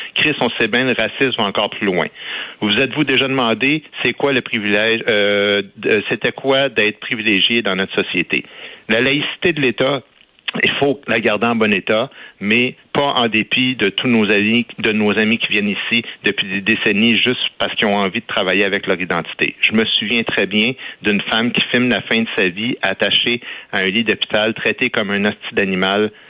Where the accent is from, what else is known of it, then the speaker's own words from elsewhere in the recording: Quebec, Canada; on est québécois